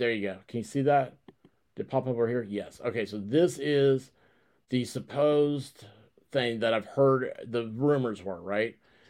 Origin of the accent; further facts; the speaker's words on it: Tennessee, United States; Wait, I'm also from Tennessee.